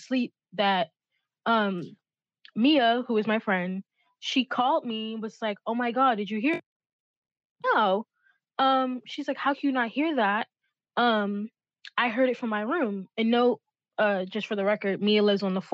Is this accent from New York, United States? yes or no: yes; New York City, New York, United States; I was born in the Bronx